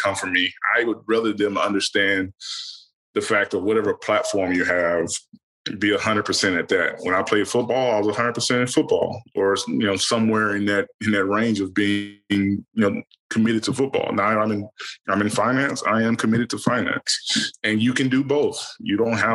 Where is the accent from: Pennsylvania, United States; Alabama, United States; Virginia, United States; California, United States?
Alabama, United States; moved away; me growing up in Kelsen, Alabama